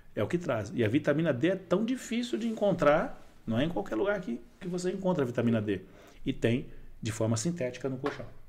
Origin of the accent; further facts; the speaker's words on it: Brazil; eu morava no Serraria. Né? Eu nasci no Serraria